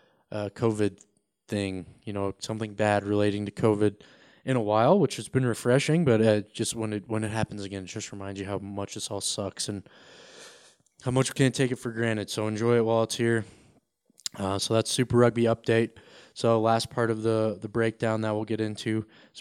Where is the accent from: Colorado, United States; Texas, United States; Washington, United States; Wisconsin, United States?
Colorado, United States; I'm from Colorado